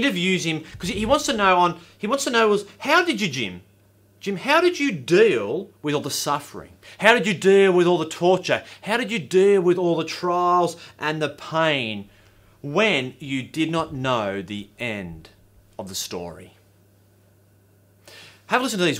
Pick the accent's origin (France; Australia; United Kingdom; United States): Australia; I'm an Aussie